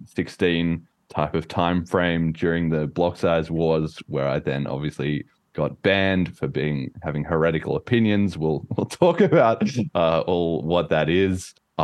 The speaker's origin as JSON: {"language": "English", "country": "Australia", "lives_now": "United Kingdom", "said": "I'm Australian, as you may or may not be able to tell from my accent. It's been slowly fading over time a little bit as I've been living in the UK."}